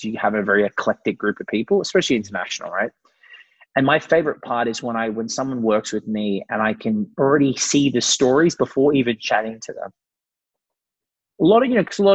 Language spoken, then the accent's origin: English; Brisbane, Queensland, Australia; I'm 32 from Brisbane, Australia